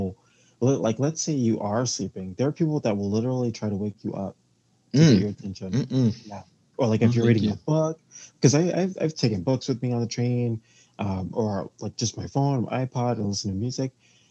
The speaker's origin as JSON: {"language": "English", "town": "New York City", "region": "New York", "country": "United States", "said": "So I am from New York City"}